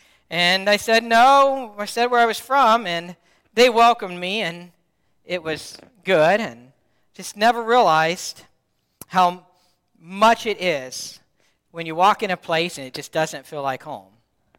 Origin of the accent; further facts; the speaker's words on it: Dayton, Ohio, United States; moved away as an adult; also born or lived in Cincinnati, Ohio / Alliance, Ohio; now in Youngstown area, United States; Yeah, I'm from close to Kentucky, Dayton, Cincinnati.